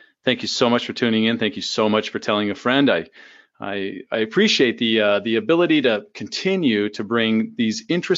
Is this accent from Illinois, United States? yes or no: no; California, United States; like myself, are you a California native?